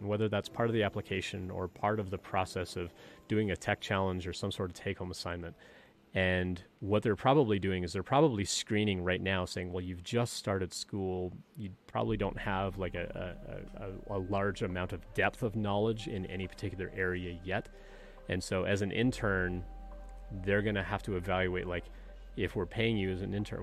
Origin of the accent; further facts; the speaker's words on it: Canada; moved away; I'm originally from Canada.